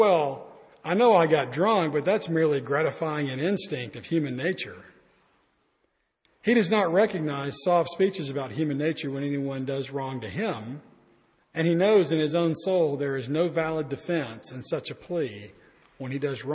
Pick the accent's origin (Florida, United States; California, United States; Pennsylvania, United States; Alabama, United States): Alabama, United States; I'm from Alabama. We don't learn a lot there.